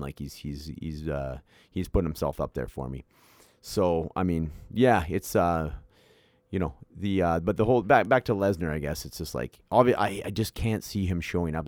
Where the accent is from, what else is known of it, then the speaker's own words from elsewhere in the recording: Canada; being a Canadian myself